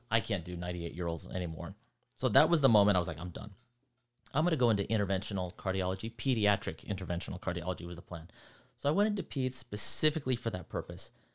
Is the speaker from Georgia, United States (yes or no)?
no; Centerville, Utah, United States; moved away as an adult; also born or lived in East Coast / Los Angeles, California; I was in Centerville, Utah. Then went to college there